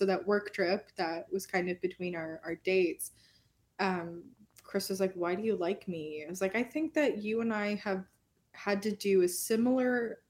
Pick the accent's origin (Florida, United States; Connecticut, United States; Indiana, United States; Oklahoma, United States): Oklahoma, United States; born there; also born or lived in Minnesota / Texas; so I was born in Oklahoma and like we were literally went through like the timeline of our life. And like we lived in Oklahoma at the same time. We lived in Minnesota at the same time.